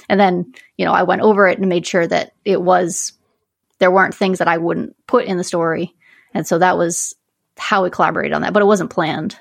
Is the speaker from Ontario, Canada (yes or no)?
no; Northern Quebec, Canada; now in Connecticut, United States; I grew up in Northern Quebec